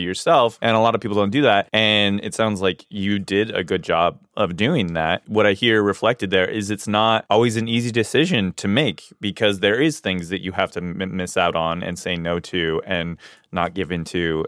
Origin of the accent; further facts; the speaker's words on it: Hawaii, United States; I grew up in Hawaii